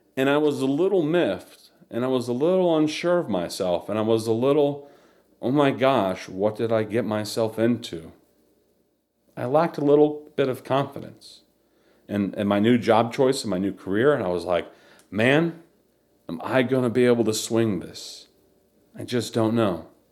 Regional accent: Charlotte, North Carolina, United States; also born or lived in Chicago, Illinois; I, I grew up in the South and I, in the Charlotte area

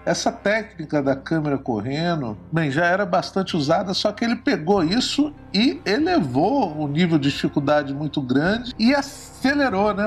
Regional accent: Guarapari, Espírito Santo, Brazil; sou do Espírito Santo, sou de uma cidade chamada Guarapari e cresci numa aldeia de pescadores

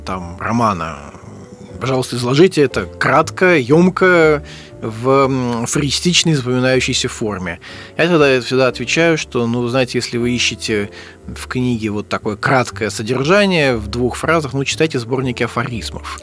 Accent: Saint Petersburg, Russia; Я вырос э, в Санкт-Петербурге, в Ленинграде

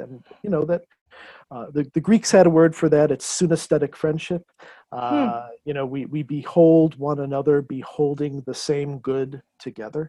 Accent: Chicago, Illinois, United States; I got a wife and I got some children while I was away from Chicago, but they agreed to come back here

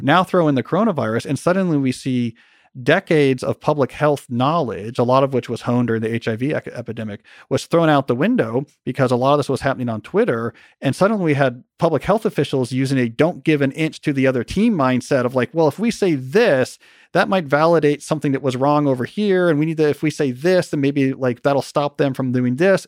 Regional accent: New Jersey, United States; now in Montgomery County, United States; where I grew up in New Jersey

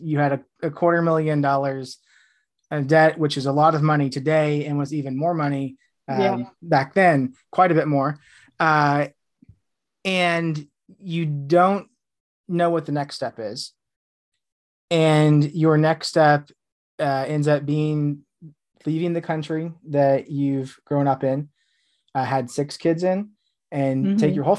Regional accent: United States; now in United Kingdom; I'm living in the UK right now. I'm from the States.

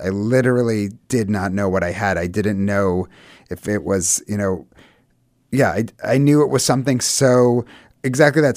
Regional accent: United States; we're super American, but we were raised very religious

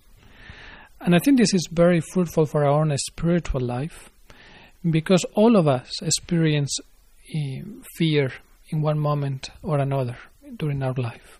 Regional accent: Spain; moved away; I am from Spain

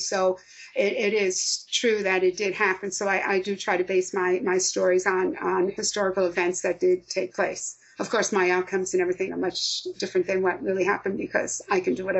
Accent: Yonkers, New York, United States; moved away; I'm from Yonkers, New York, Westchester County

